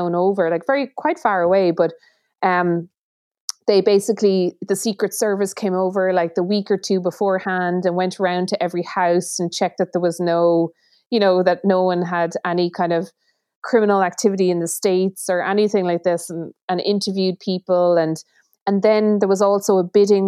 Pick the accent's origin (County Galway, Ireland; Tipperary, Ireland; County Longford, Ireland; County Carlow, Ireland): Tipperary, Ireland; I'm from Tipperary, the very tip of Tipperary, which is on the border of Offaly and Laois